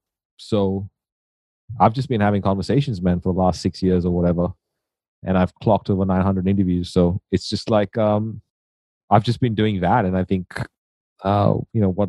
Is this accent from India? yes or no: yes; India; moved away; I grew up in India